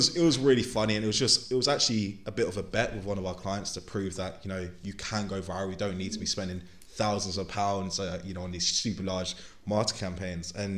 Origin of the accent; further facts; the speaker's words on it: London, United Kingdom; also born or lived in Leeds; we were born and raised in London